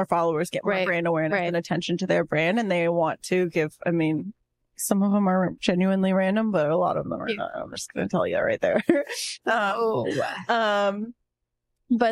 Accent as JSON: {"language": "English", "town": "San Antonio", "region": "Texas", "country": "United States", "tie": "born or raised there", "moved": "yes", "said": "my hometown"}